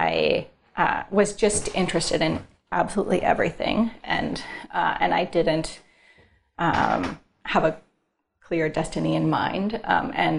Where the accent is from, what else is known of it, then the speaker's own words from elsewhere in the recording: Northern California, United States; I'm from Northern California